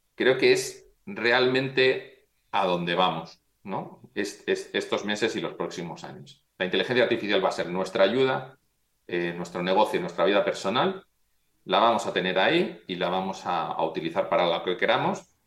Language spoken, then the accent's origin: Spanish; Madrid, Community of Madrid, Spain; also born or lived in Pontevedra; yo, mi familia es de Galicia, yo nací en Madrid